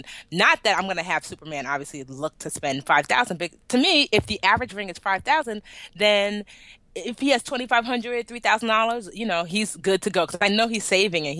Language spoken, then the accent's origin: English; Nigeria; I love being Nigerian